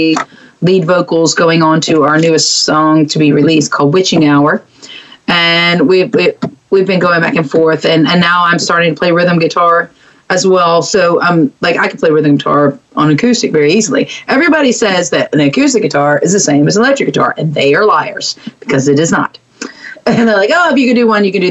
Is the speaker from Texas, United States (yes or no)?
yes; Mont Belvieu, Texas, United States; It was Barbers Hill. That's where I went to school, outside of Baytown into Mont Bellevue.